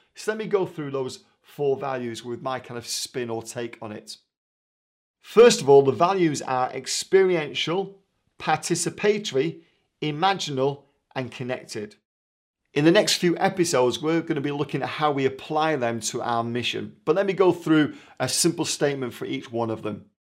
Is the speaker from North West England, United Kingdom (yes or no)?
yes; Manchester, North West England, United Kingdom; moved away; I'm from Manchester originally